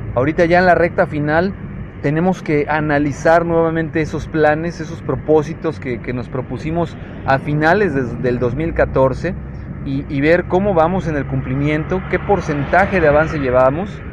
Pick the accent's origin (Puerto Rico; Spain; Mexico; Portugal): Mexico